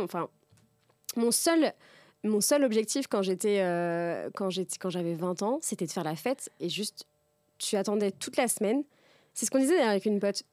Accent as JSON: {"language": "French", "town": "Tours", "region": "Centre-Val de Loire", "country": "France", "tie": "born or raised there", "moved": "yes", "lives_now": "Paris, France", "said": "ma, meilleure amie d'enfance, euh, donc on a grandi ensemble à Tours"}